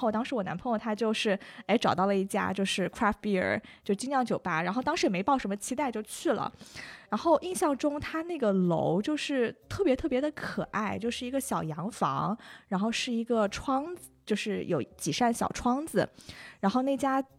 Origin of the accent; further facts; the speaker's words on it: China; 那个服务员他是听说我是从中国来的